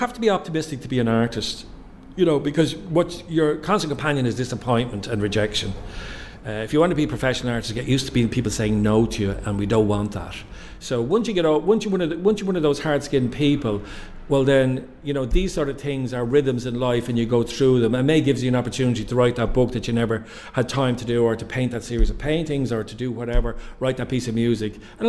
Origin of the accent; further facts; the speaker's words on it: Fingal, North Dublin, Leinster, Ireland; I am North Dublin person. I'm from Old Fingal, so I am an original Fingalian. And so I grew up in this county.